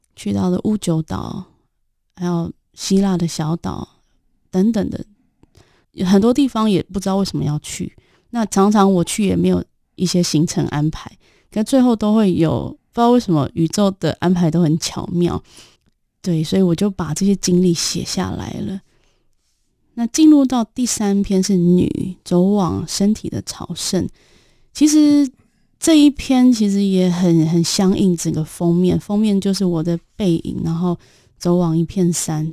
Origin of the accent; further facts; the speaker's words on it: Taiwan; moved away as an adult; now in Nepal; 身为台湾女性